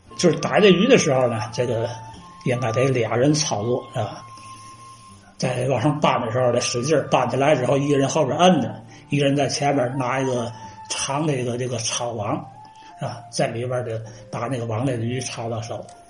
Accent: China; 我就降生在这条这个大运河的边儿，在这儿住了三十多年

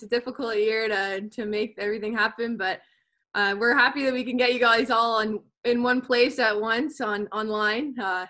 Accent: Ottawa, Ontario, Canada; I'm from Ottawa myself, so I'm a big Sens fan, hometown heroes

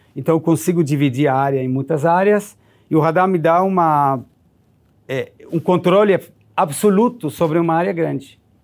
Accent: Israel; Portuguese is a second language; now in Brazil; eu nasci em Israel em 1970

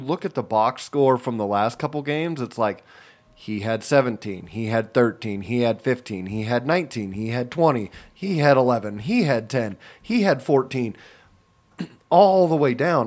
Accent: California, United States; I'm from California.

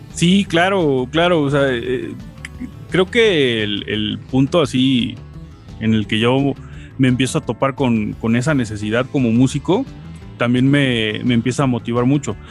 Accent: Veracruz, Mexico; now in Puebla, Mexico; aunque no soy de acá, soy de Veracruz

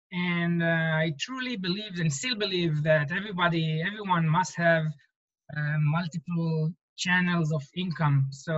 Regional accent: Israel; now in Silicon Valley, United States; I was coming from Israel where I always felt that real estate investment in Israel is a little bit more challenging.

